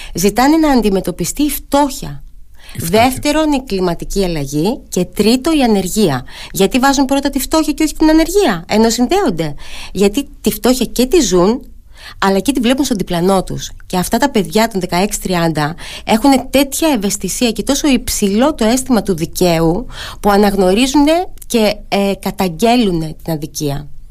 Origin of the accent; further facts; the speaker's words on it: Ano Chersonisos, Crete, Greece; στο χωριό μου στην Πάνω Χερσόνησο